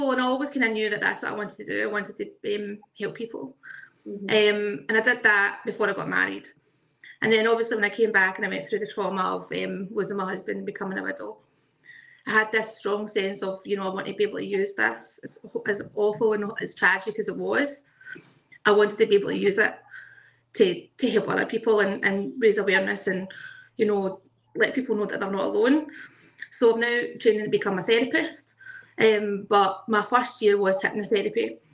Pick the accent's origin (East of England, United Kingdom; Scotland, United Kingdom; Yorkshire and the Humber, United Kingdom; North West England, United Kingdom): Scotland, United Kingdom; Glasgow; also born or lived in South Lanarkshire; I am from Glasgow in Scotland.